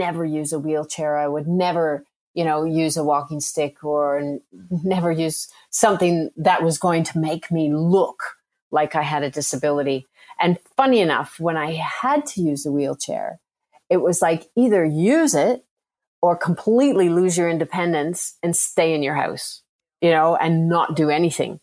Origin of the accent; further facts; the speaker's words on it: Canada; now in Melbourne, Australia; I'm Canadian born, and I actually have dual citizenship